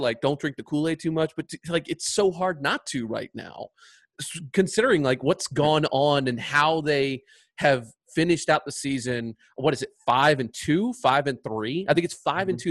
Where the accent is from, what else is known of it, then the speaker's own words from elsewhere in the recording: Richmond, Virginia, United States; my whole life growing up in Richmond